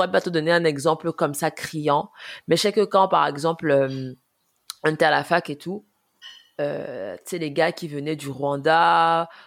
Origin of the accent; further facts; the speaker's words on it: France; mais moi je suis française moi